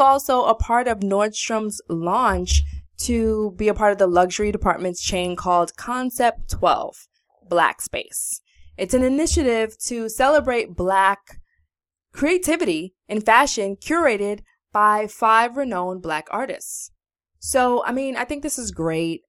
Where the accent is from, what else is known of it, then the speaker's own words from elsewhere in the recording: New York, United States; we're from New York